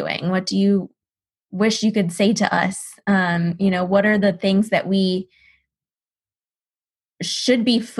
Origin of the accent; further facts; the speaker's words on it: East Texas, United States; I live in Texas. I'm from East Texas